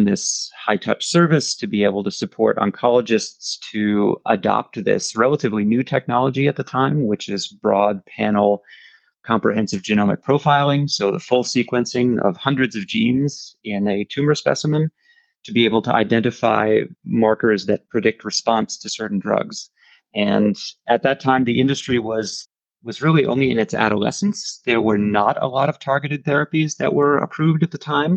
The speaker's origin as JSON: {"language": "English", "region": "New Jersey", "country": "United States", "tie": "born or raised there", "moved": "as an adult", "lives_now": "Europe", "said": "As I was growing up in New Jersey, my parents started their own business"}